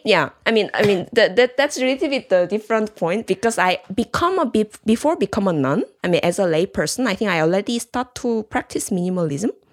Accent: South Korea; moved away; I'm from Korea

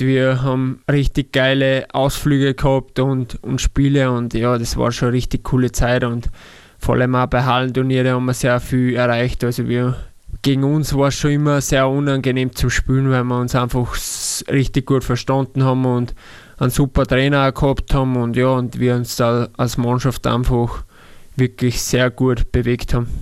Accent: Salzburg, Austria; moved away as an adult; now in Linz, Austria; weil ich in der Nähe bin auch noch von Salzburg und immer wieder heimfahre

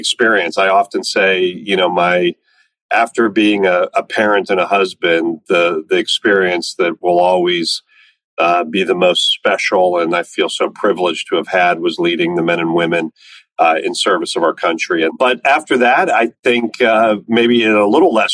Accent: Cincinnati, Ohio, United States; moved away as an adult; I grew up in Cincinnati, Ohio, lived in the same house my whole life

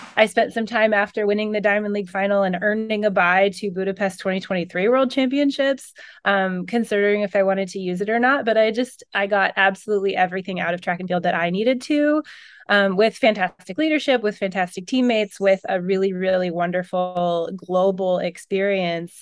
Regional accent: Pacific Northwest, United States; I'm from the Pacific Northwest.

